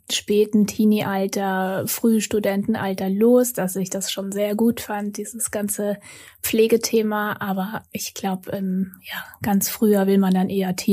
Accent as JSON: {"language": "German", "country": "Austria", "also_born_or_lived": "Vienna / Munich", "moved": "as an adult", "lives_now": "Hamburg, Germany"}